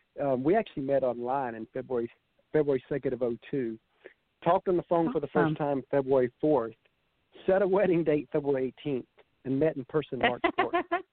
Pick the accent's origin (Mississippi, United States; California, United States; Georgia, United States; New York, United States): Georgia, United States; Savannah; she was from Kentucky and I was from Savannah